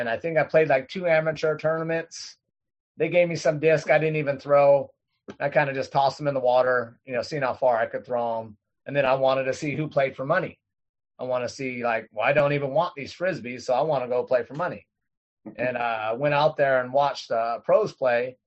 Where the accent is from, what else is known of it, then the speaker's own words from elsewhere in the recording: Sacramento, California, United States; I grew up here in Rio Linda, Sacramento